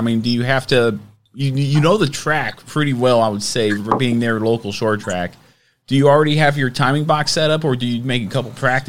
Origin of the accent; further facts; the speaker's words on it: Dothan, Alabama, United States; I'm from Dothan. I grew up a little bit in Dothan a little bit